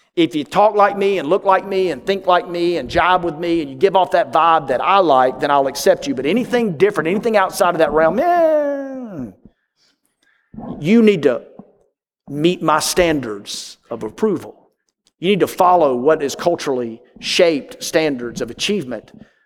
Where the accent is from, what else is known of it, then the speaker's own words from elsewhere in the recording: New York, United States; But back in my home state of New York, when people invite you over, it means it's an audition.